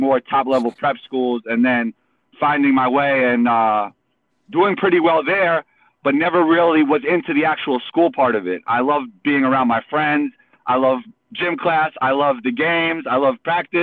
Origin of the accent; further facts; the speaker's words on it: New York City, New York, United States; Growing up in New York